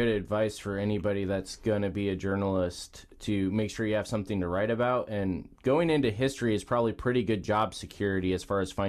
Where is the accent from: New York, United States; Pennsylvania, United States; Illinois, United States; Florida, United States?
Illinois, United States; Although I am from Illinois, I am not from